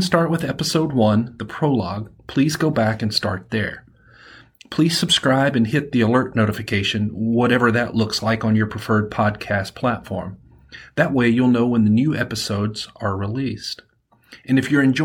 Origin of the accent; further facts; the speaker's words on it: Alabama, United States; accent: Southern; I am from Alabama. And because of that, I do one accent really well. It's that Southern accent